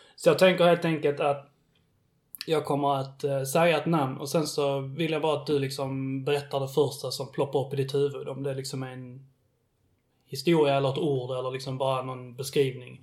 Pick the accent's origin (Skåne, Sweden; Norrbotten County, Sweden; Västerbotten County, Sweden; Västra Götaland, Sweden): Skåne, Sweden; Billeberga; jag är uppväxt i, i Billeberg